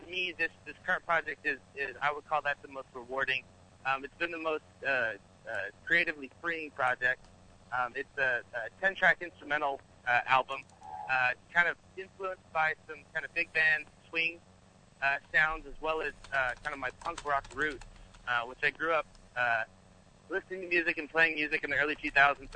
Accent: California, United States; also born or lived in Arizona; now in Los Angeles, United States; I am from, uh, currently I'm in Los Angeles, California, but I'm originally from Northern California. Um

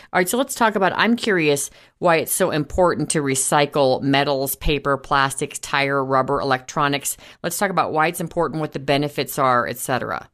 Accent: Boulder, Colorado, United States; I grew up in Boulder, Colorado for much of my childhood

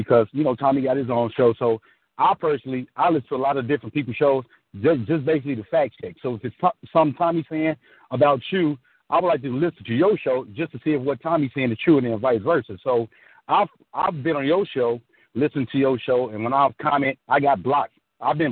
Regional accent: Chicago, Illinois, United States; I've called in several times from Illinois because I'm from Chicago

